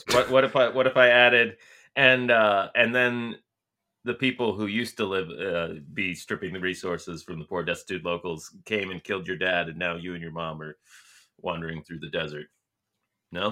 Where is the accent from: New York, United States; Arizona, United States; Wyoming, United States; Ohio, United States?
Arizona, United States; Tucson; my hometown of Tucson